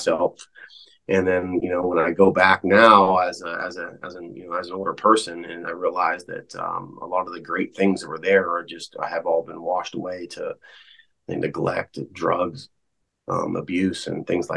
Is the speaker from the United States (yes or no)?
yes; Jefferson County, Eastern Ohio, United States; I grew up in Eastern Ohio and in Jefferson County over there